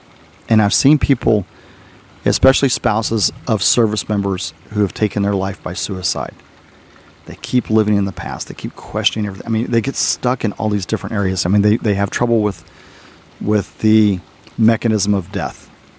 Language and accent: English; Arizona, United States; also born or lived in Texas; When I was a kid growing up in Arizona, my aunt and uncle found a koi dog.